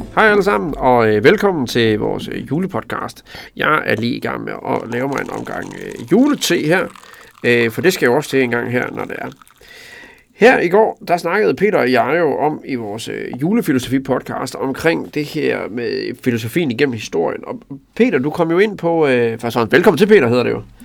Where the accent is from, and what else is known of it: Tinglev, Southern Jutland, Southern Denmark, Denmark; born or raised there